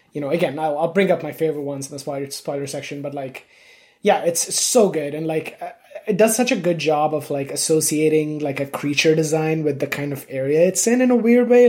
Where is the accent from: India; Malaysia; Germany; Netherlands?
India; I grew up in India. I was born there.